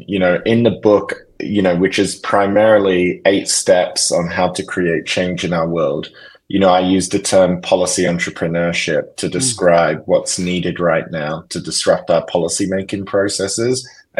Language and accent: English; Perth, Western Australia, Australia; You know, growing up in Australia, you know, I grew up in Perth, which is the most isolated city in the world, in the southwest of that great big continent.